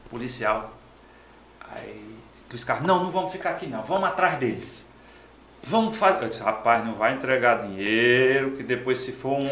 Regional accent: Nossa Senhora da Glória, Sergipe, Brazil; eu sou de uma cidade do interior, do sertão, chamada Nossa Senhora da Glória.

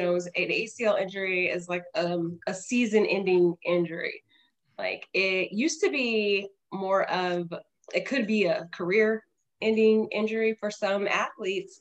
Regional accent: Los Angeles, California, United States; I'm from Los Angeles, California

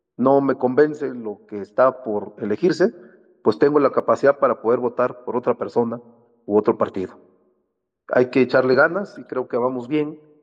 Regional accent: Salina Cruz, Oaxaca, Mexico; Yo soy de Salina Cruz, Oaxaca

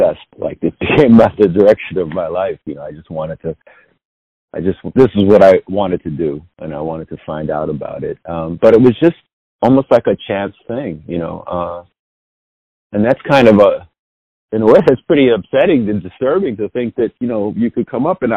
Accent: New York City, New York, United States; I grew up in the Lower East Side of Manhattan

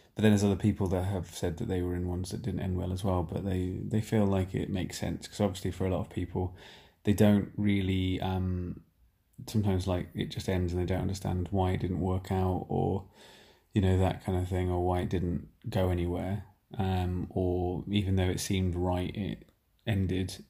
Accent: Nottingham, East Midlands, United Kingdom; moved away; I'm from Nottingham, I haven't been back here for two years

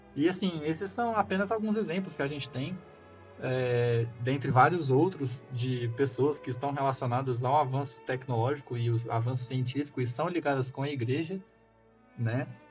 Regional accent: Goiás, Brazil; also born or lived in Rio Verde, Goiás; eu sou daqui do estado de Goiás, é, moro no interior aqui da, do estado, numa cidadezinha

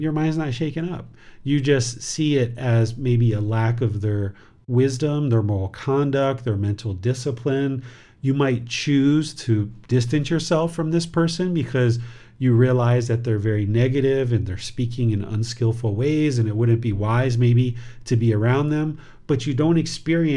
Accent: United States; now in Chiang Mai, Thailand; I was originally born in America

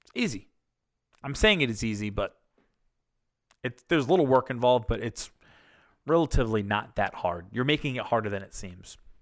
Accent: Massachusetts, United States; they're from my home state, home area

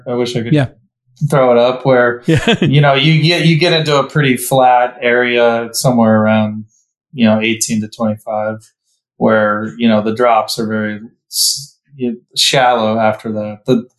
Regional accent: Cleveland, Ohio, United States; moved away; where I grew up in Cleveland.

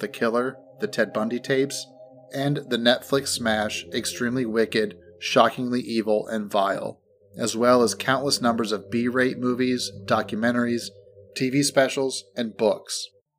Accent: Miami, Florida, United States; here's my story. I was born in Miami, Florida.

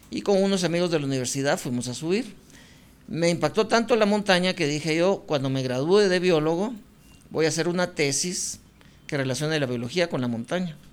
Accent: Guatemala City, Guatemala Department, Guatemala; yo nací en el Hospital Roosevelt, aquí en la ciudad

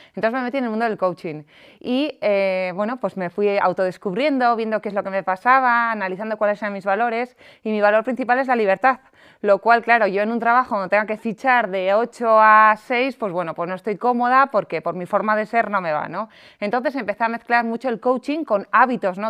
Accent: San Sebastián, Basque Country, Spain; moved away as an adult; now in Madrid, Spain; yo soy de San Sebastián, eh, empecé en una gran multinacional y ascendí y me vine a Madrid a vivir.

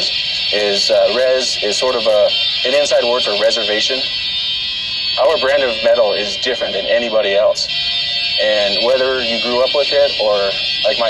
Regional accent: Window Rock, Arizona, United States; We're in Wind Rock, Arizona, my hometown

